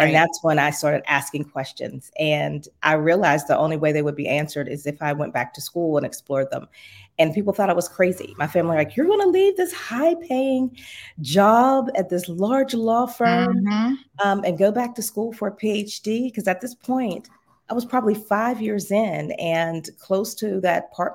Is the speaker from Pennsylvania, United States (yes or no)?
yes; Pittsburgh, Pennsylvania, United States; moved away as an adult; also born or lived in Florida; I'm from Pittsburgh originally, born and raised